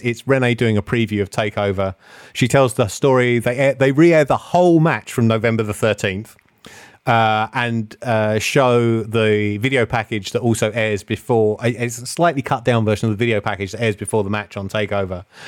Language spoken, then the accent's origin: English; England, United Kingdom; accent: English; they heard my English accent